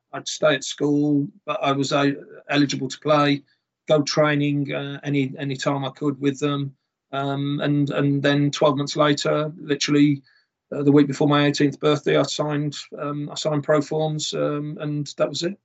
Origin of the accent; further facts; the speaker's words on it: Smethwick, West Midlands, United Kingdom; I was brought up in the Midlands, um, born in uh, Smethwick or just outside of Birmingham